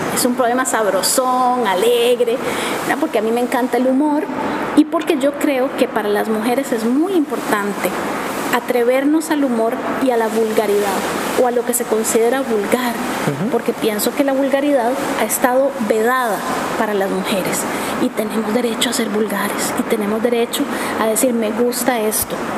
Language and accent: Spanish; Costa Rica; yo soy de Costa Rica